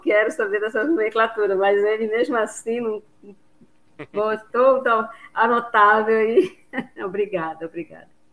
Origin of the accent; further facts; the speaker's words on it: Bragança, Pará, Brazil; moved away; eu sou bragantina, eu venho de Bragança, amo minha terra